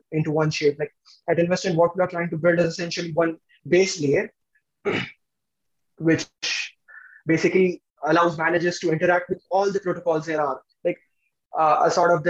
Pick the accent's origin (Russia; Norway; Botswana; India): India; we are basically from India